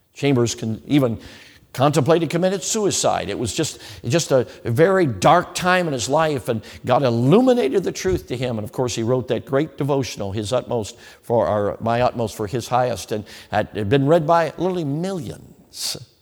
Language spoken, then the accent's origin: English; Chicago, Illinois, United States; I grew up in Chicago.